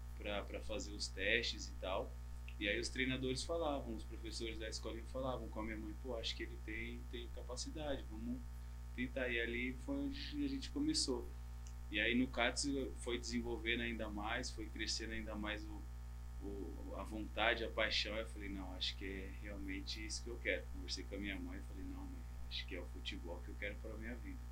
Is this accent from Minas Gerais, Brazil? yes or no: no; Taboão da Serra, São Paulo, Brazil; moved away as an adult; also born or lived in Vietnam; now in Malaysia; eu sou daqui do Taboão da Serra, que tá próximo